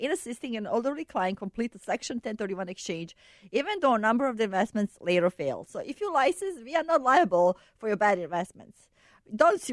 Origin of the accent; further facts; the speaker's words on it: Bosnia & Herzegovina; now in Chicago, United States; I'm from Bosnia.